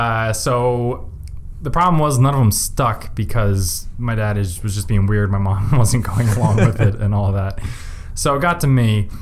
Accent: East Lansdowne, Pennsylvania, United States; also born or lived in Drexel Hill, Pennsylvania; I grew up in the suburbs of Philly in East Lansdowne. Which is, I mean, it's the suburb of Philly

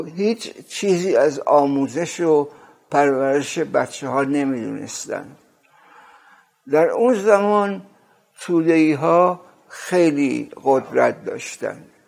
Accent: Rasht, Gilan, Iran; moved away; also born or lived in Tehran / New York; در سال 1318 در رشت به دنیا اومدم یک شب برفی بود

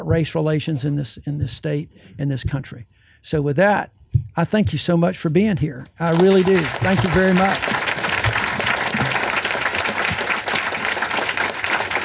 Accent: Fairfield, Alabama, United States; a white kid growing up in Fairfield in a segregated and protected world

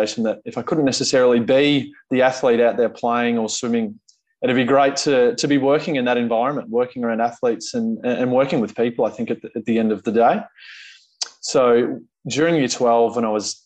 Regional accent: Bendigo, Victoria, Australia; now in Melbourne, Australia; I grew up in Bendigo, which is central Victoria, about 2 hours from Melbourne. Born there, completed all my schooling.

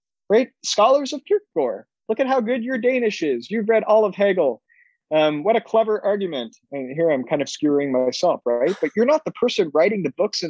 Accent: Canada; as a Canadian

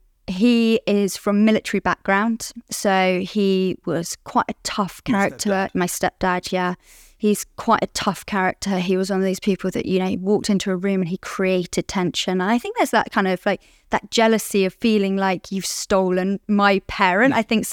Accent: London, United Kingdom; I'm an addict. I'm from London, live in London. I'm 36 years old

